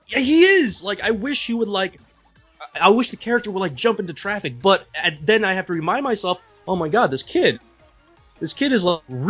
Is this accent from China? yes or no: yes; China; now in United States; I grew up in China.